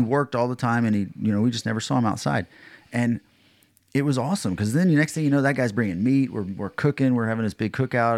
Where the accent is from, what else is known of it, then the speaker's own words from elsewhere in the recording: Texas, United States; I'm from Texas